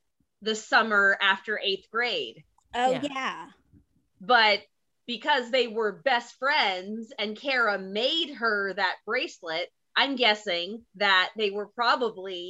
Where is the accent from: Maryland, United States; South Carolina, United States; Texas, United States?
Texas, United States; we're both from Texas